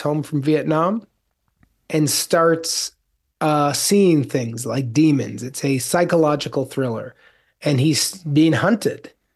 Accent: Evanston, Illinois, United States; moved away; when I was a little kid, I grew up outside of Chicago

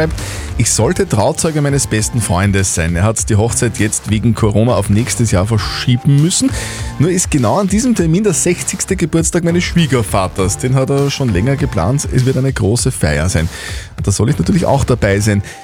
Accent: Wels, Upper Austria, Austria; Steffi, du hast eine sehr mysteriöse Geschichte aus meiner Heimatstadt gelesen, gell?

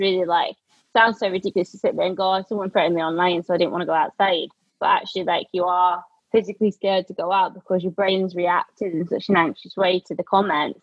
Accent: Scotland, United Kingdom; moved away; being the only like scottish one at the team

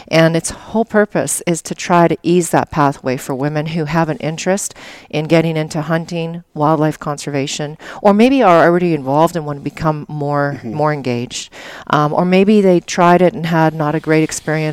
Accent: Alberta, Canada; moved away; I grew up in Alberta and Canada

